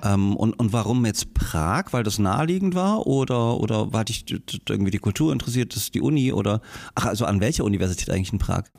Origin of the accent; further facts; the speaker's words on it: Großröhrsdorf, Saxony, Germany; also born or lived in Ohorn / Bischheim-Gersdorf; ich bin in, in, in Gage, in Großröhrsdorf, äh, zur, ja. zur, zur, Schule gegangen